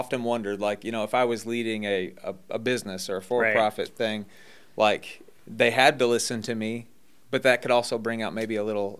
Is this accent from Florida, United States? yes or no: no; Michigan, United States; But I've lived kind of south of Michigan, so I don't really sound like I'm from Michigan anymore.